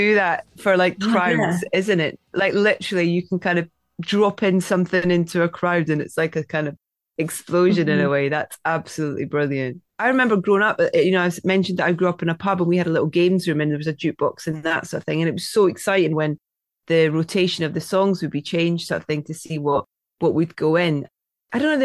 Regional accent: Scotland, United Kingdom; I'm Scottish.

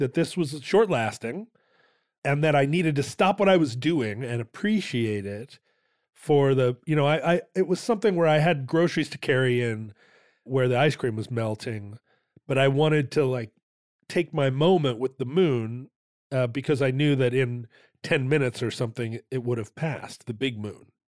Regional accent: Alaska, United States; growing up in Alaska, we would watch the aurora borealis

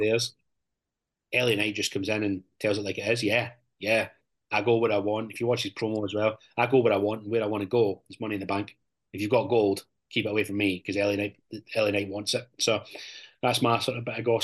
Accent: Scotland, United Kingdom; the stereotypes that we've had as Scottish wrestlers

